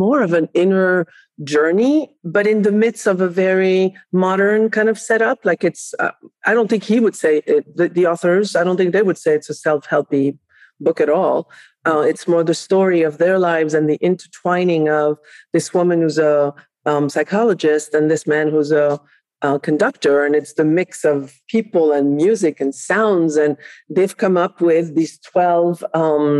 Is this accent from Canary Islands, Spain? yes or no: no; Barcelona, Catalonia, Spain; English is a second language; also born or lived in France; now in United States; I was raised in Barcelona, Spain, although I was born in France